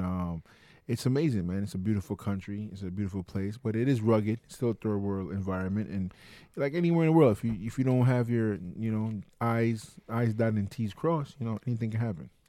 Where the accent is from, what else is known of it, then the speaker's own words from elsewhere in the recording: New York City, New York, United States; my hometown